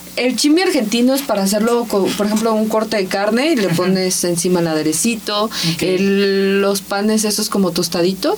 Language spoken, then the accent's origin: Spanish; Ensenada, Baja California, Mexico; moved away; yo soy de Ensenada, más California, ¿no? Y este, allá vivía y trabajé en una imprenta.